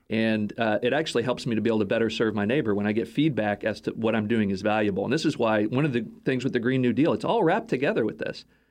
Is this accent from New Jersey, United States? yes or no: no; Texas, United States; moved away; Toyota headquartered in my hometown in, in Texas.